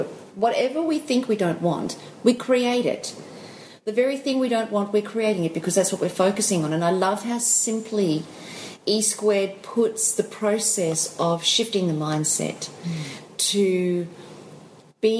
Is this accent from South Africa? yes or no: yes; South Africa; moved away; I'm South African. And for those of you guys who didn't know that, I was born in South Africa.